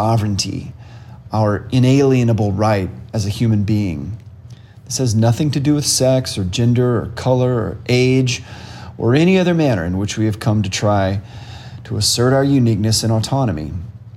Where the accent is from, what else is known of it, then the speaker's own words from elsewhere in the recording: College Station, Texas, United States; moved away; also born or lived in San Francisco / Chicago / New York City / Odessa, Texas; I grew up in College Station, Texas